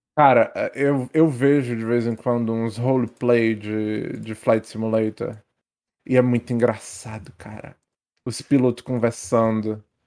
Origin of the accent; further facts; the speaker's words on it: France; Portuguese is a second language; moved away; eu sou francês